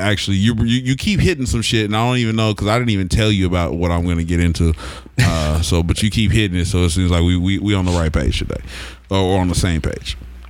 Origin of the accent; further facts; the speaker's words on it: Oklahoma, United States; growing up in Oklahoma